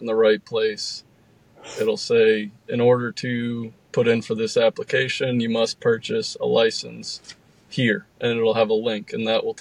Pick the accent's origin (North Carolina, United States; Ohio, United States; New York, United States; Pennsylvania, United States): Pennsylvania, United States; my home state of Pennsylvania